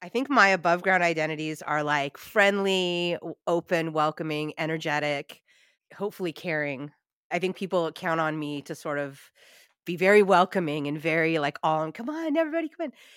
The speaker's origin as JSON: {"language": "English", "country": "United States", "said": "my heritage is Italian, but I'm American"}